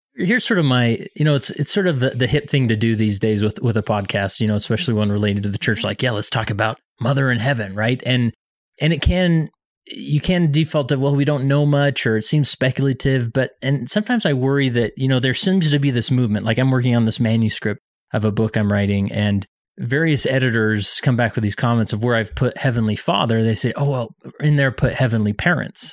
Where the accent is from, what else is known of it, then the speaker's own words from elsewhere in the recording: West Valley City, Utah, United States; moved away; Today I'm in West Valley City, my hometown